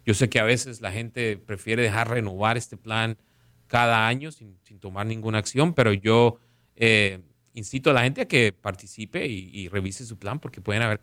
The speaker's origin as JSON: {"language": "Spanish", "region": "Caribbean coast", "country": "Colombia", "tie": "born or raised there", "said": "yo crecí jugando fútbol en Colombia, en, la costa, uh, viendo al pibe de Valderrama jugar"}